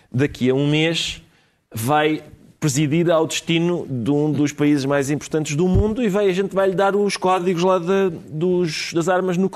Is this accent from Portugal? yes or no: yes; Portugal; e eu uh, realizo-me enquanto lusitano a escutá-los.